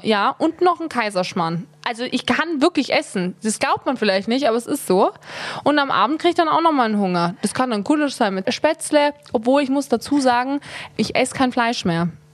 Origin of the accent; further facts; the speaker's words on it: Tyrol, Austria; ich bin eine Tirolerin. Ja, ich bin hier groß geworden.